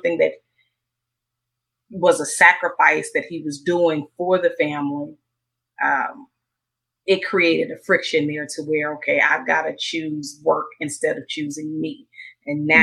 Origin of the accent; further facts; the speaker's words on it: Mississippi, United States; I grew up in Mississippi in a small town.